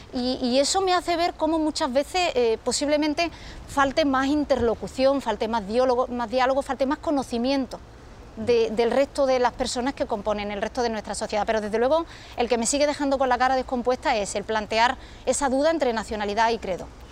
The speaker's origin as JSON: {"language": "Spanish", "region": "Ceuta", "country": "Spain", "said": "en mi pueblo, en Ceuta"}